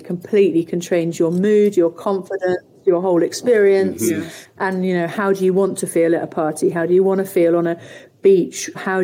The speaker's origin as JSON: {"language": "English", "area": "Somerset", "region": "South West England", "country": "United Kingdom", "tie": "born or raised there", "said": "growing up in Somerset"}